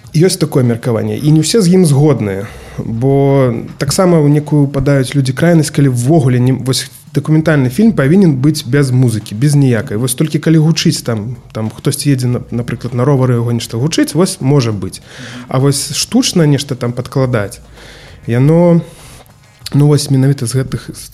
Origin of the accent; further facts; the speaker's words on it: Grodno, Grodno Region, Belarus; я таксама гарадзенец